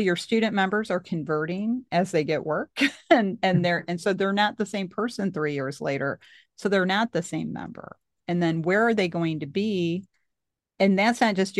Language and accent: English; Missouri, United States; I'm from Missouri